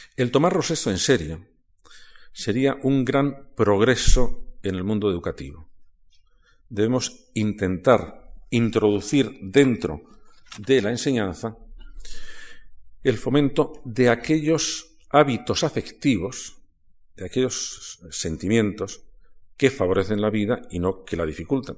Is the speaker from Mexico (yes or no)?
no; Toledo, Castilla-La Mancha, Spain; Yo soy de Toledo.